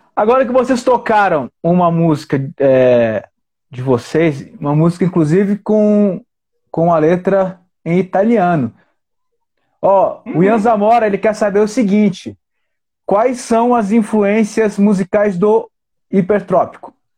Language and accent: Portuguese; Paranaguá, Paraná, Brazil; now in Brasília, Brazil; eu sou do Paraná, cara, eu nasci no Paraná